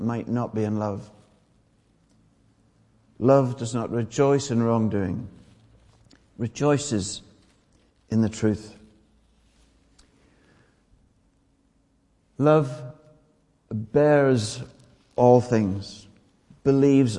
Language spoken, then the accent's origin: English; Ireland; I'm Irish.